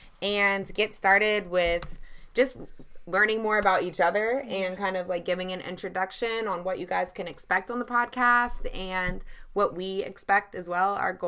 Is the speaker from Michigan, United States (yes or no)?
no; Charlotte, North Carolina, United States; I'm born and raised in Charlotte, North Carolina. Actually, both of us are.